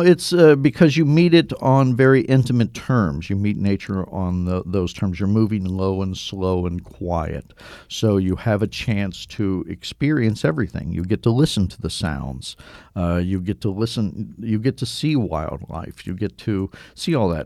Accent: Cincinnati, Ohio, United States; I grew up in Cincinnati, Ohio

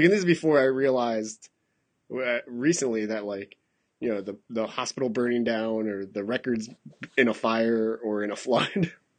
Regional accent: Masan, South Gyeongsang, South Korea; born there; but I was born in Masan, which is actually close to Busan relative to, like, you know, Seoul.

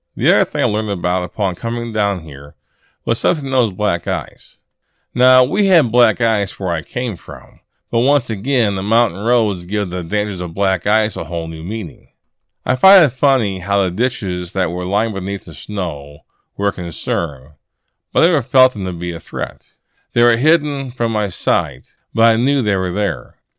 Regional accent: Illinois, United States; moved away; I'm from Illinois originally, and I'm accustomed to snow and cold weather

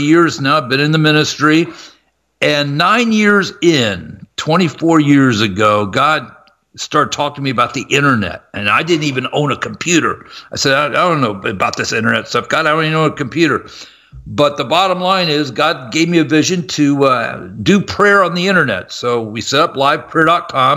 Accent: Columbus, Ohio, United States; I'm from Columbus, Ohio, and I was going to Ohio State to get a broadcasting degree

